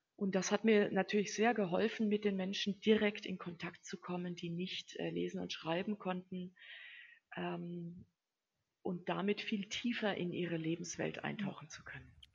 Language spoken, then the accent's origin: German; home village 30 km from Würzburg, Bavaria, Germany; also born or lived in Central African Republic; Ich bin ja auch zum Studium nur nach Würzburg gegangen, also nur 30 Kilometer von meinem Heimatdorf entfernt